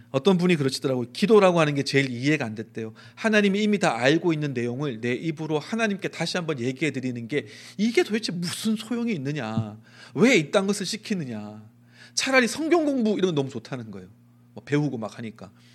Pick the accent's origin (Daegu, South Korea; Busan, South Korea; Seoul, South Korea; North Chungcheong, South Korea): Daegu, South Korea; 제가 대구 촌놈이거든요.